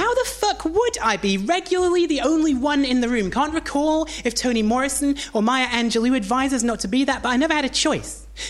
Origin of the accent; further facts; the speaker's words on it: Washington, North East England, United Kingdom; I don't sound like I'm from Newcastle. I am from there. Well, actually, I'm from a town called Washington, which is just outside of Newcastle.